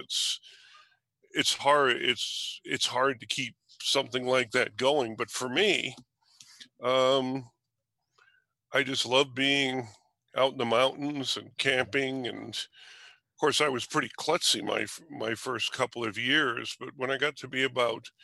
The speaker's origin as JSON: {"language": "English", "town": "New York City", "region": "New York", "country": "United States", "tie": "born or raised there", "said": "I was born in New York City"}